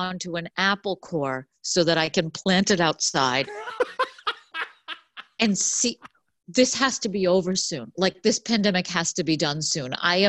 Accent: Boston, Massachusetts, United States; now in West Orange, United States; I'm from Boston.

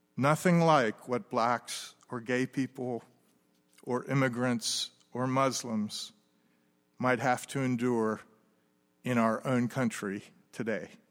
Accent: United States; moved away as an adult; also born or lived in France; As an American living in France

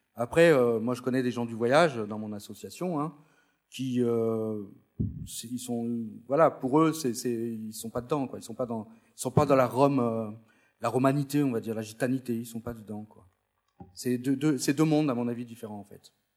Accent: France; je suis né en France, mais mes parents sont venus, euh, d'Espagne

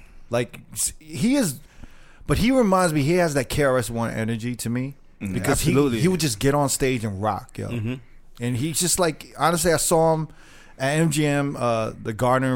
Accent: New York, United States; we're from New York

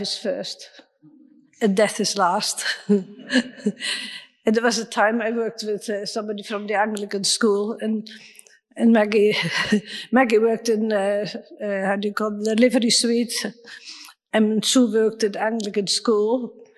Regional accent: Netherlands; moved away; I'm from Holland

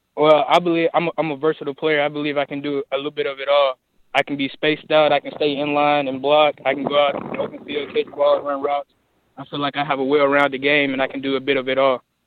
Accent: Forrest City, Arkansas, United States; I'm originally from Fort City, Arkansas, right down the road

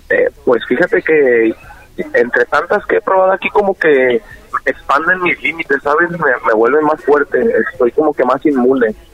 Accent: Mexico; yo soy de México

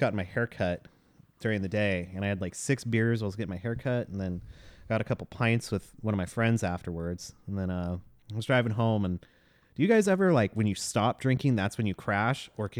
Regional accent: Downey, California, United States; I was born in Downey.

